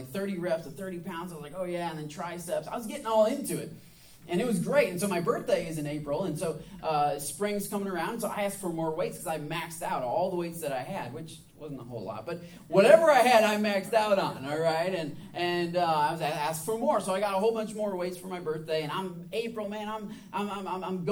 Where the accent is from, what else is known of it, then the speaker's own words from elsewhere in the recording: Michigan, United States; moved away as an adult; now in the American South, United States; I'm from Michigan, so it's obviously very cold at that time of year.